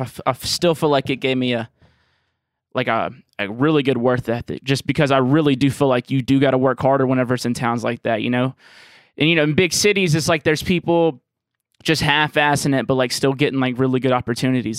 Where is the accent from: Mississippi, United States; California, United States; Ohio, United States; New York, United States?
Mississippi, United States; Jackson; growing up in Jackson